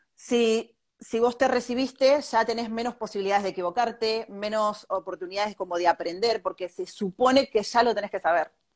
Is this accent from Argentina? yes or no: yes; Bahía Blanca, Buenos Aires Province, Argentina; moved away as an adult; also born or lived in Mar del Plata; now in Spain; yo soy de Bahía Blanca